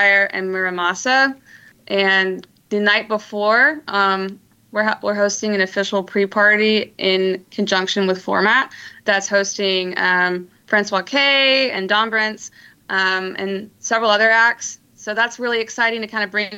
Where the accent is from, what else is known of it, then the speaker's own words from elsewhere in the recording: Little Rock, Arkansas, United States; moved away as an adult; now in Northwest Arkansas, United States; I've been an Arkansas native for a long time, since I was born. and I'm from Little Rock